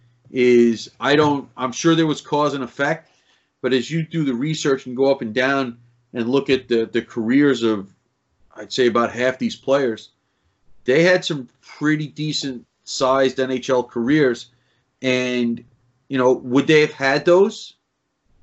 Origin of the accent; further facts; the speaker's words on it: New York City, New York, United States; growing up in Queens, New York